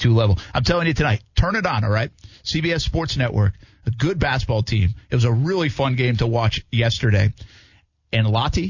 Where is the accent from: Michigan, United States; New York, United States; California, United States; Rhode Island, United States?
Rhode Island, United States; moved away; also born or lived in Albany; I grew up in Rhode Island.